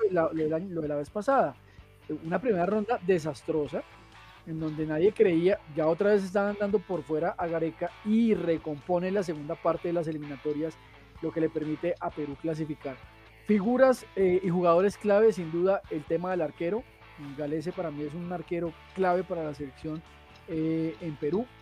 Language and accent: Spanish; Colombia